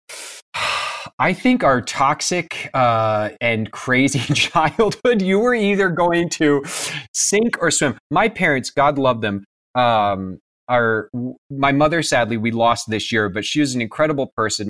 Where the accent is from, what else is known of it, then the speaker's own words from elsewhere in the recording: Kansas, United States; also born or lived in Pennsylvania; I was born in Pennsylvania, but when I was one, we moved to Kansas